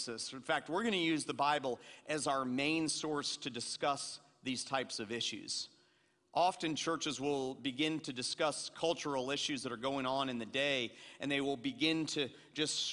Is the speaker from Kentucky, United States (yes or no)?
no; Atlanta, Georgia, United States; I'm a white kid from Atlanta, Georgia, and I grew up in Atlanta, Georgia